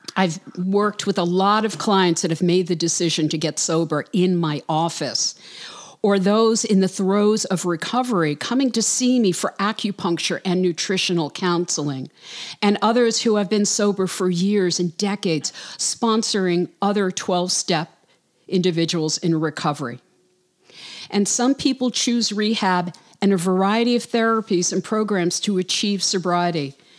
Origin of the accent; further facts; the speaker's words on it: New York City, New York, United States; now in Charleston, United States; Brooklyn, New York, my hometown